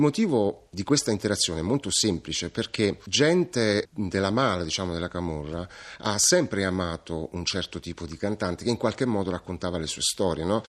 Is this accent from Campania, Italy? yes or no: yes; Naples, Campania, Italy; da napoletano